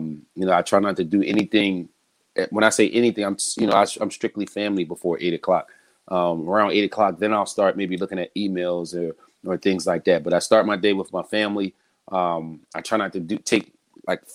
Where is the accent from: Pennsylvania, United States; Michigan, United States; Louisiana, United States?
Pennsylvania, United States; Philadelphia; I am born and raised in Philadelphia